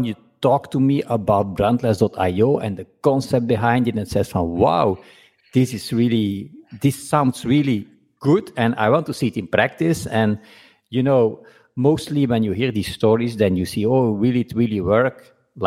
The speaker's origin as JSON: {"language": "English", "country": "Belgium", "said": "me being from Belgium"}